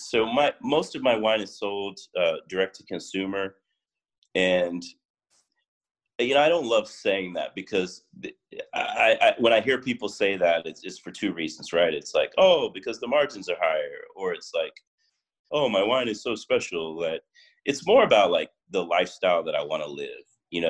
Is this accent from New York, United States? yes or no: no; Miami, Florida, United States; now in West Coast, United States; So when I moved out here and I started making the rosé, I came from Miami, you know, I'm like, oh, the Miami culture, you know